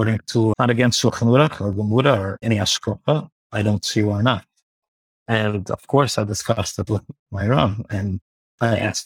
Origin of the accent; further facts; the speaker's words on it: New York City, New York, United States; I grew up in Borough Park